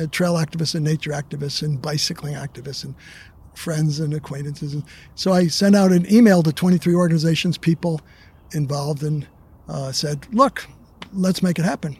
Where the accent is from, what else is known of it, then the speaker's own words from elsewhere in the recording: New Jersey, United States; moved away; I grew up in New Jersey